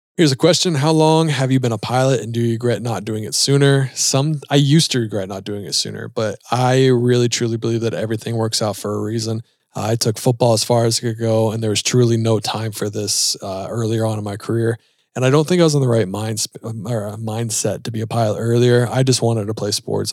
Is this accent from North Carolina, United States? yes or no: yes; Charlotte, North Carolina, United States; We're both from Charlotte